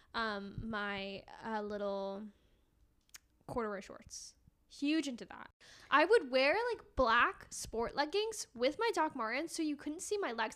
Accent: Connecticut, United States; growing up in Connecticut, didn't really live near the sh, like, I lived, like, twenty minutes from the shore.

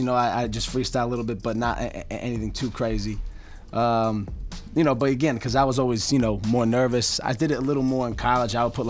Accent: Bucks County, Pennsylvania, United States; Although I'm actually from Bucks County.

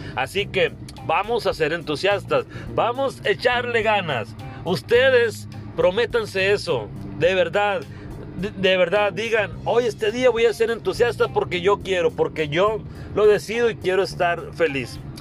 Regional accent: Carbó, Sonora, Mexico; now in Hermosillo, Mexico; allá en Carbol, mi pueblo

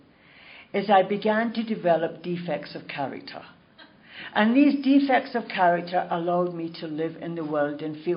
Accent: Glasgow, Scotland, United Kingdom; now in Toronto, Canada; I was born in Glasgow, Scotland, and I was born into a really nice Catholic family

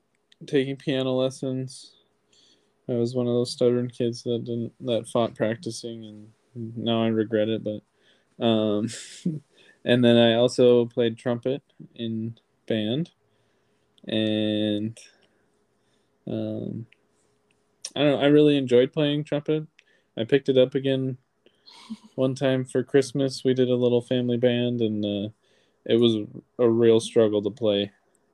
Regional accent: Whitehall, Wisconsin, United States; also born or lived in Las Vegas, Nevada / Milwaukee, Wisconsin; now in La Crosse, United States; we grew up more in Whitehall

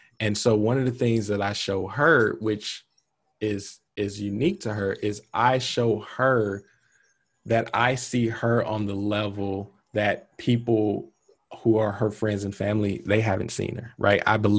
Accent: the South, United States; growing up in the South, you kind of told, like, oh, you get married at 25, you have two or three kids

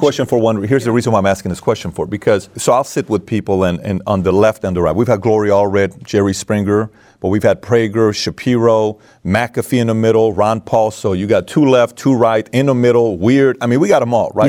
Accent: Iran; moved away; also born or lived in Germany; I come from Iran

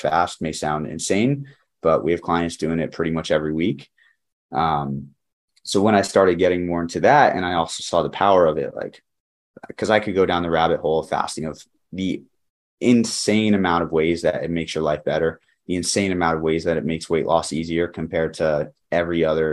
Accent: New Jersey, United States; moved away as an adult; also born or lived in Connecticut; I grew up in New Jersey and then I went to school in Connecticut.

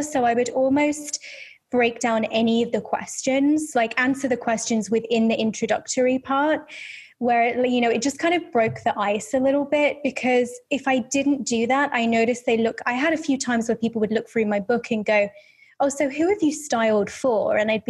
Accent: Birmingham, West Midlands, United Kingdom; accent: Birmingham; thinking back then, I had more of a Birmingham accent. So you've got to think of like Peaky Blinders, right? Because that's where I'm from.

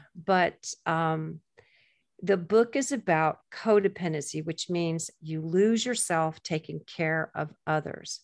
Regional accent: Gulf Coast of Florida, United States; I grew up on the Gulf Coast of Florida

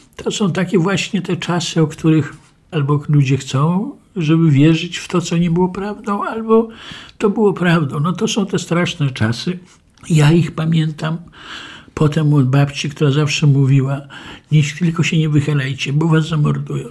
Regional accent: Lublin, Lublin Voivodeship, Poland; Urodziłem się w Lublinie 20 kwietnia 1948 roku

